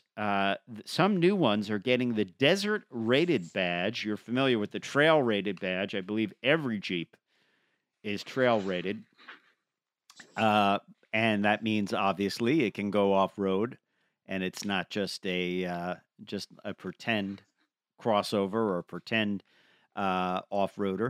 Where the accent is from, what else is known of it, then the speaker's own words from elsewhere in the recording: Long Island, New York, United States; I grew up on Long Island